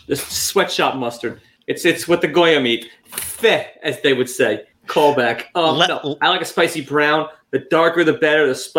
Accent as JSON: {"language": "English", "region": "New York", "country": "United States", "said": "I'm from New York."}